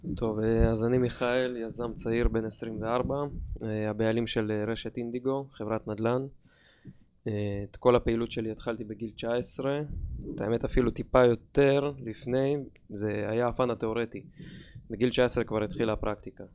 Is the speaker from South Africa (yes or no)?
no; Dimona, Southern District, Israel; במקור אני דימונאי